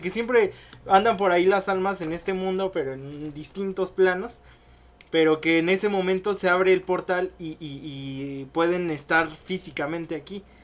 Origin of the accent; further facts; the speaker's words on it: Mexico; como mexicano